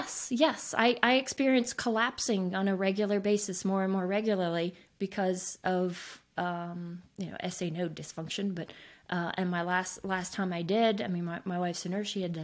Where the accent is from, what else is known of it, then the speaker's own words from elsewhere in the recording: Switzerland; I grew up in Switzerland. I am fortunate enough to be a skier.